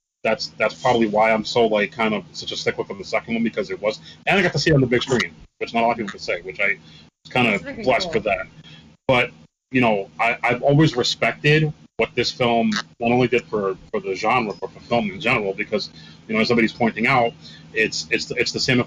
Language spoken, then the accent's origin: English; New York City, New York, United States; I grew up in the Bronx, and there was a movie theater that was literally right next to my house. It was the block over.